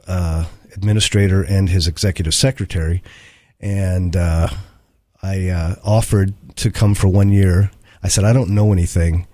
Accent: Ohio, United States; moved away as an adult; also born or lived in Tulsa, Oklahoma; I'm from Ohio originally. Grew up there, left right after high school

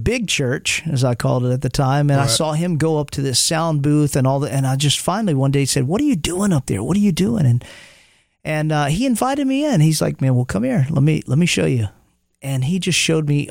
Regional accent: Montgomery, Alabama, United States; also born or lived in Los Angeles, California; now in Nashville, United States; when I was growing up in Montgomery, Alabama

